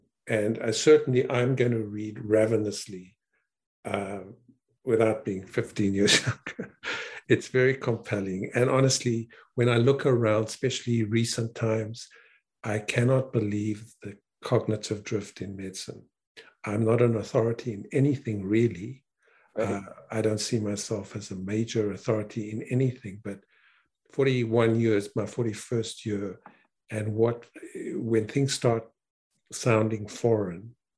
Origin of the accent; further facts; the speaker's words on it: South Africa; also born or lived in Canada; I'm not American, I'm Canadian, South African and Canadian.